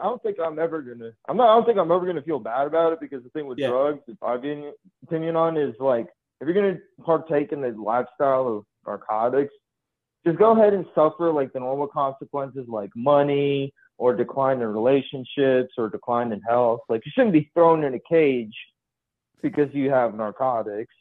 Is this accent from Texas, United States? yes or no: yes; Houston, Texas, United States; now in Austin, United States; I grew up in Houston